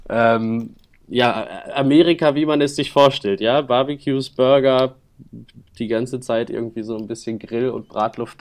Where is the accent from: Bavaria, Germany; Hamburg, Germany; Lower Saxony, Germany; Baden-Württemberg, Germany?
Hamburg, Germany; auf der Reeperbahn bei uns in Hamburg